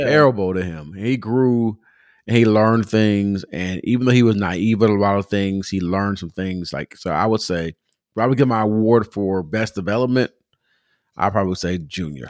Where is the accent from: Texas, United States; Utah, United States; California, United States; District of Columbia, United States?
California, United States; Pomona; now in Atlanta, United States; I'm Pomona growing up